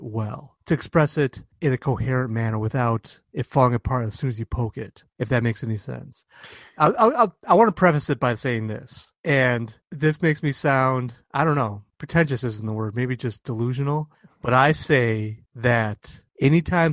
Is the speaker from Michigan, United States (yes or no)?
yes; Michigan, United States; moved away; I grew up in Michigan, where we're about the furthest west you can get and still be in the Eastern time zone